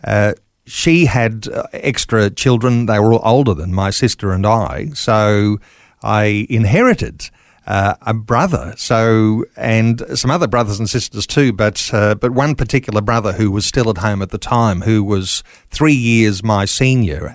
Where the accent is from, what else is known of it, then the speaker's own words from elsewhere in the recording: Mitchell, Queensland, Australia; I'm a Queenslander, born and bred